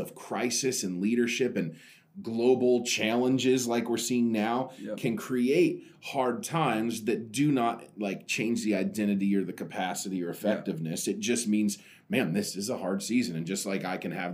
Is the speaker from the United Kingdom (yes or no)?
no; Oregon, United States; I'm from Oregon